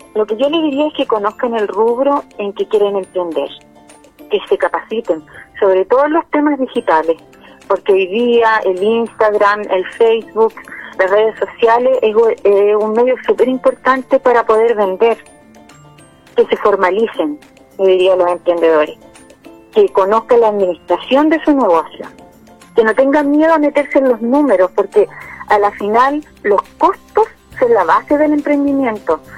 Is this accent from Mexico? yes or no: no; Salamanca, Coquimbo, Chile; soy de Salamanca y tengo un emprendimiento de repostería